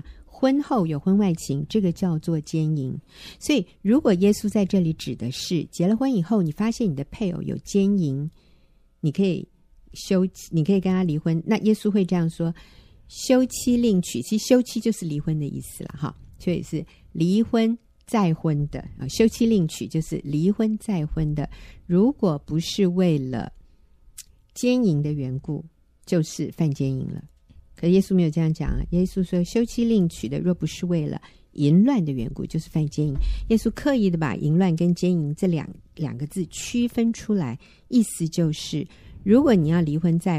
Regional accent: China; 因为对于我们中国人来说，啊、呃，会中文的人

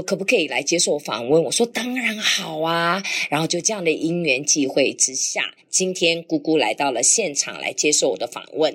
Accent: Taiwan; 我就认识了同样从台湾来的其他的年轻的学生

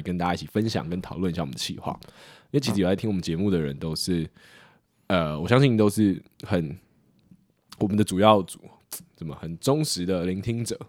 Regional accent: Taiwan; 我们台湾人

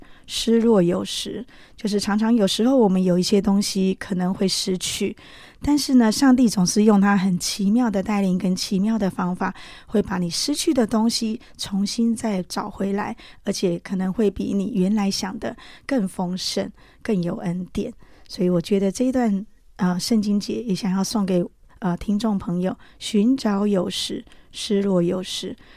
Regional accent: Taiwan; also born or lived in Pitou, Changhua County, Taiwan; 我台湾土生土长了

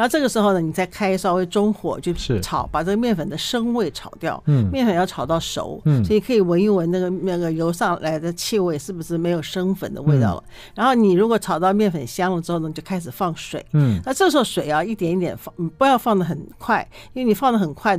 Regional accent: China; 他们其实就是我们中国人所谓的炖

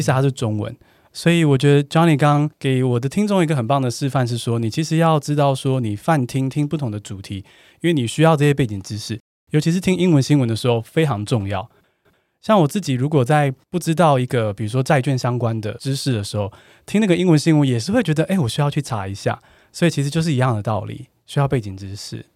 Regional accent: Taiwan; 我们台湾人好像真的是对自己英文最严苛的

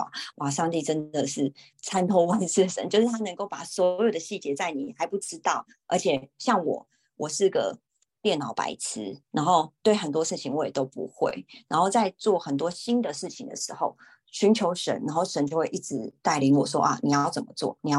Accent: Taiwan; 然后我就跟他说：“哦，我是台湾人，但是我不会讲韩文，我我刚来这边。”

